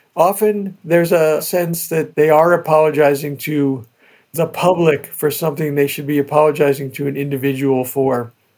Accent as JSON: {"language": "English", "region": "New Jersey", "country": "United States", "tie": "born or raised there", "said": "I grew up in New Jersey with all these old Italian families"}